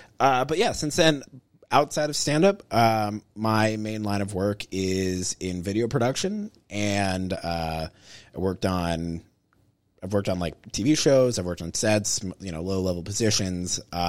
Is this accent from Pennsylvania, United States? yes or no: yes; Pittsburgh, Pennsylvania, United States; I'm from Pittsburgh. I grew up in Squirrel Hill.